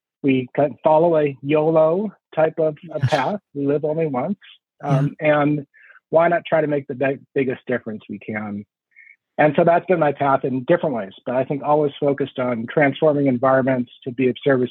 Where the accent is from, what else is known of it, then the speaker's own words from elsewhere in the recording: Portland, Oregon, United States; moved away; I grew up in Oregon, in suburban Portland